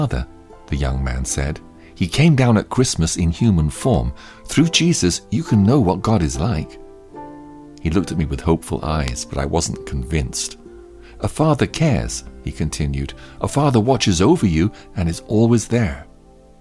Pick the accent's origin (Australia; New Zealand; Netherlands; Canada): Netherlands; moved away; also born or lived in France; I left my home country of the Netherlands in search of truth and happiness, and was now in France.